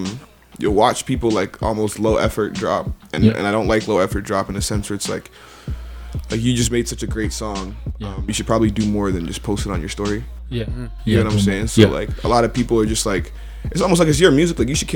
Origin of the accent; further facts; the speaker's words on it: Calgary, Alberta, Canada; also born or lived in Ontario; I was raised in Calgary. I'm born in Ontario.